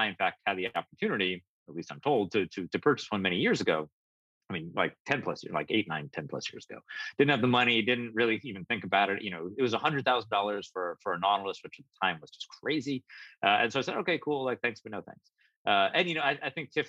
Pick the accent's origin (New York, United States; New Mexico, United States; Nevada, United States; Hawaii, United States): New York, United States; as a New Yorker